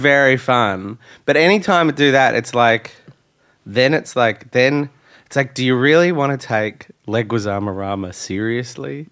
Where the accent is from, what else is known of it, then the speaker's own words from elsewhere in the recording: Australia; I'm Australian